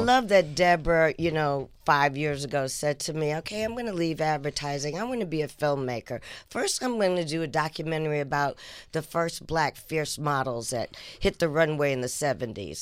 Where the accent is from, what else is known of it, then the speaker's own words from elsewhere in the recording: Atlanta, Georgia, United States; also born or lived in Boston, Massachusetts / Port Chester, New York; When we moved to Atlanta in 1968